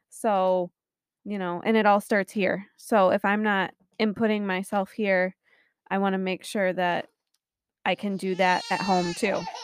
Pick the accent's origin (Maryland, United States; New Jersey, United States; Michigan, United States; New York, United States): Michigan, United States; St. Joseph; moved away; also born or lived in Florida / Lansing; am from Saint Joe originally